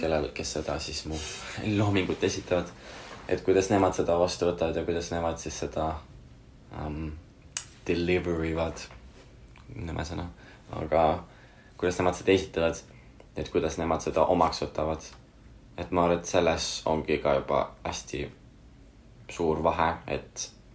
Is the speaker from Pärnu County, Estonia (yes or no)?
yes; Pärnu, Pärnu County, Estonia; ma olen Pärnus üles kasvanud, ma tunnen, ma olen Pärnust pärit